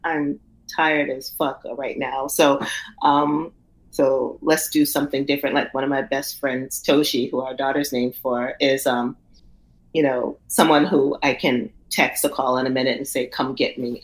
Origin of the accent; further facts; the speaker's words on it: the South, United States; I come from the South, and and the Southern storytelling is just what it is